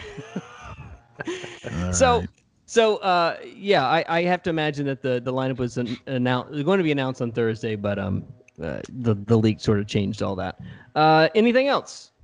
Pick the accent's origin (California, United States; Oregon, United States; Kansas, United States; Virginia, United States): Virginia, United States; Richmond; I'm from Richmond